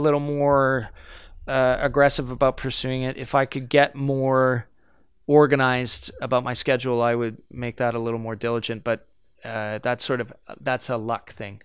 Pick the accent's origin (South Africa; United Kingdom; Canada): Canada; first language French; English is a second language; I identify as, uh, French Canadian. That's a big part of who I am